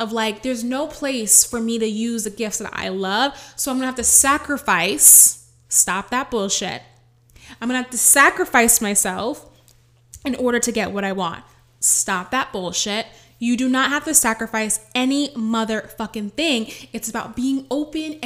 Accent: New York City, New York, United States; I'm the girl from the Bronx

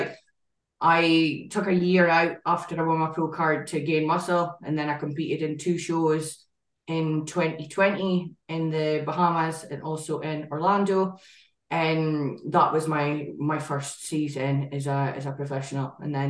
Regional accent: Aberdeen, Scotland, United Kingdom; I am 27. I'm from Aberdeen in Scotland.

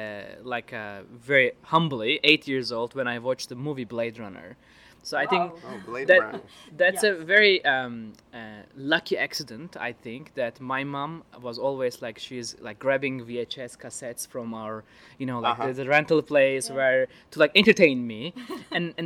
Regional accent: Istanbul, Turkey; I'm originally from Istanbul, Turkey

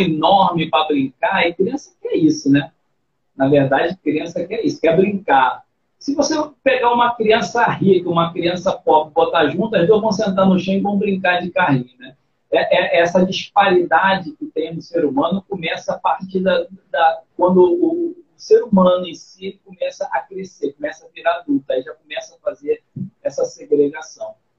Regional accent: Rio de Janeiro, Brazil; Mas eu nasci aqui no, no Rio de Janeiro.

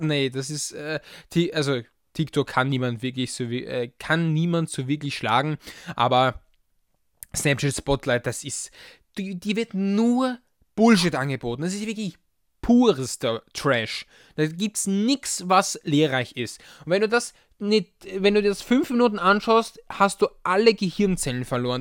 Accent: Vienna, Austria; ich als Wiener

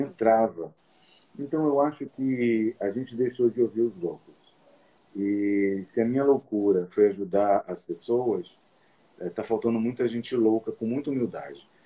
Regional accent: Olinda, Pernambuco, Brazil; eu, eu, nasci em Olinda

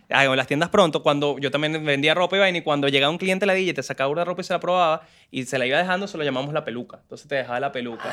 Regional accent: Venezuela; moved away; soy venezolano

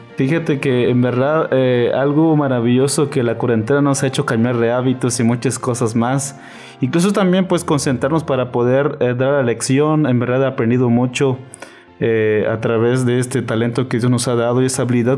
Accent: Chiapas, Mexico; also born or lived in Navojoa, Sonora; now in Ciudad Obregón, Mexico; soy de Chiapas y actualmente estoy en Sonora

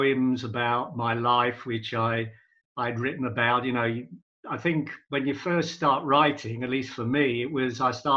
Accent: London, United Kingdom; moved away as an adult; now in Manchester, United Kingdom; I was born in London. I came up to Manchester, yep, in 1980 for work

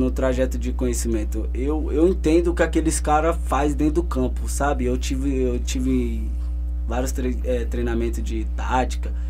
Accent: São Paulo, Brazil; born there; quem aqui da nossa região, do Grajaú, onde eu nasci ali

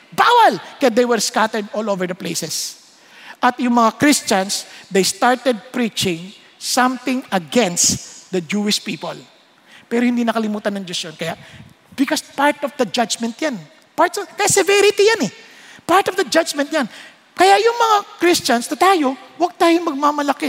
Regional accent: Marikina, Metro Manila, Philippines; Marikenyo ako

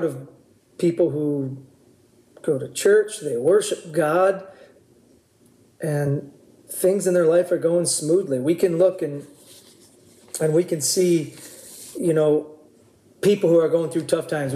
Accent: Oahu, Hawaii, United States; We grew up on Oahu when we were kids

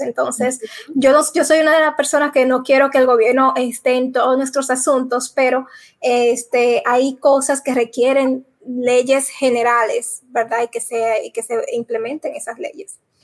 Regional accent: Dominican Republic; moved away; la República Dominicana, mi país, que ya hace eh, más de 15 años que no vivo allá

